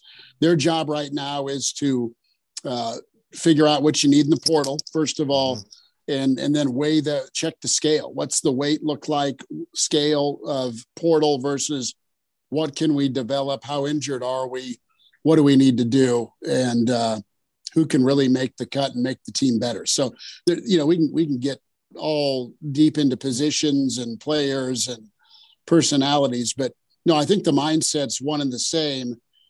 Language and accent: English; Kearney, Nebraska, United States; I'm from Kearney and don't need a green jersey, right?